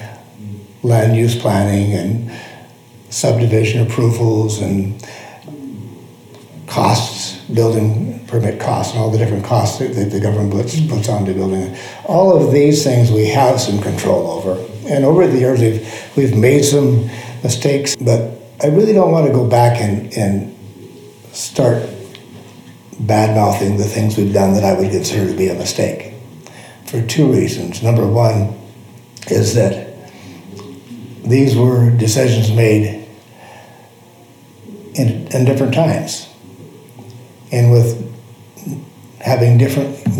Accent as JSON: {"language": "English", "town": "Missoula", "region": "Montana", "country": "United States", "said": "Missoula, Montana"}